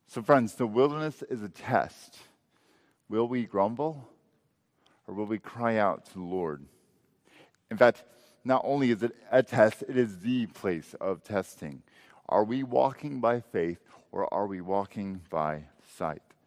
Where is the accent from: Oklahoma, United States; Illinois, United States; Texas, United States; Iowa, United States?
Texas, United States; Texas Panhandle, United States; I grew up in the Texas Panhandle